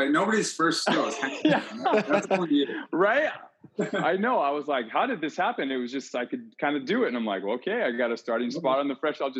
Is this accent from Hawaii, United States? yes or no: yes; Hawaii, United States; I mean, I I grew up in Hawaii and I never rarely played on those courts.